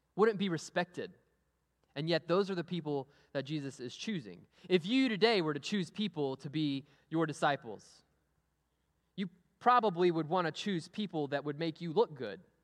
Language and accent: English; Amarillo, Texas, United States; moved away; I grew up in Amarillo, Texas. I went to Amarillo High School